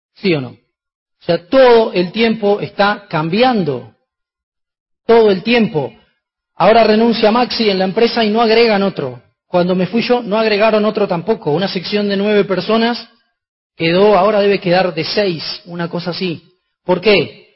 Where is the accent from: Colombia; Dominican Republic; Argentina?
Argentina